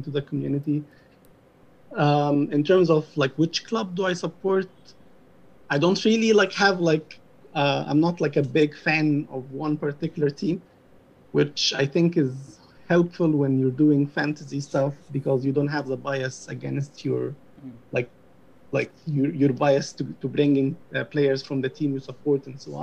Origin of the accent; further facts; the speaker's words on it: Egypt; moved away as an adult; also born or lived in United Kingdom; now in United States; I'm from Egypt. I'm 32 years old. Until I was 25, I was just in Egypt, like born and raised there.